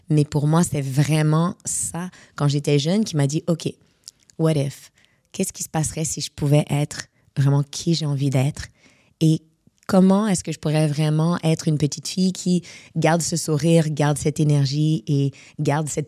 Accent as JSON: {"language": "French", "town": "Casablanca", "region": "Casablanca-Settat", "country": "Morocco", "tie": "born there", "also_born_or_lived": "Montreal", "said": "vu que je suis née à Casablanca, euh, ma mère, euh, mon père était à Casa, il est encore là-bas, et ma mère, elle est venue à Montréal à l'âge de 3 ans."}